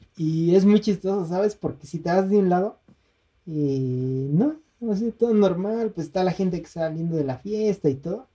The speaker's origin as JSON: {"language": "Spanish", "region": "State of Mexico", "country": "Mexico", "said": "los dos somos mexiquenses"}